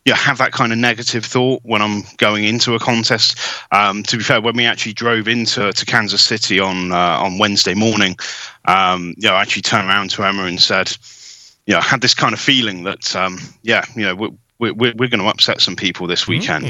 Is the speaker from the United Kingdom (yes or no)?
yes; England, United Kingdom; We're English